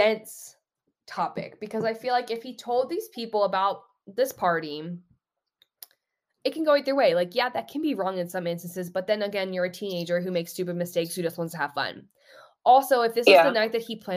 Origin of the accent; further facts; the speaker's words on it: Austin, Texas, United States; I'm from Texas and Austin